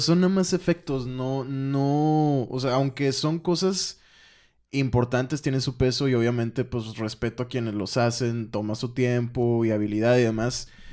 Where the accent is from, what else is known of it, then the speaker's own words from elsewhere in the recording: Mexico; siendo mexicano, escuchando esa, o más bien hablando español